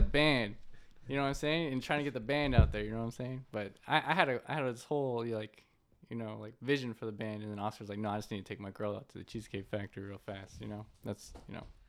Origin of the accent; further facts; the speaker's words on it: Northern California, United States; I was born actually in Northern California.